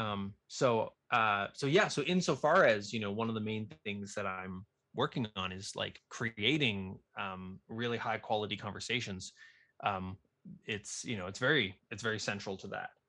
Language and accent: English; Nova Scotia, Canada; where I grew up in Nova Scotia